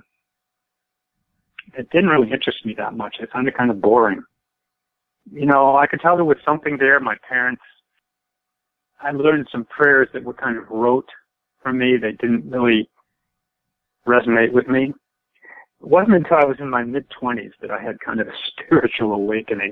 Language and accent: English; Longmeadow, Massachusetts, United States; I grew up in Long Meadow, Massachusetts, not far from you, I think.